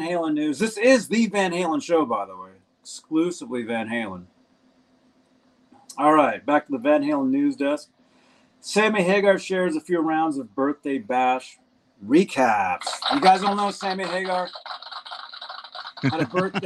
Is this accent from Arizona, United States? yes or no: yes; Phoenix, Arizona, United States; moved away; I'm from Arizona. I'm from Phoenix originally